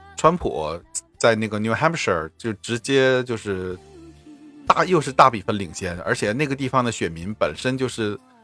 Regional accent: Northeast China, China; 作为一个东北人

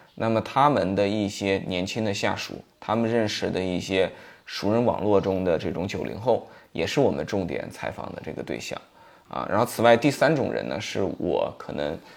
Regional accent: Shiyan, Hubei, China; moved away as an adult; 在实验吧，是我的老家，所以我可以找到当年的这些发小，对吧？我们当年在同一个小学、同一个中学读书

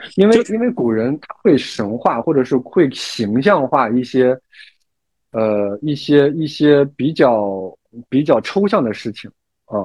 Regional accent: China; 作为中国人，尤其是这种华夏儿女啊

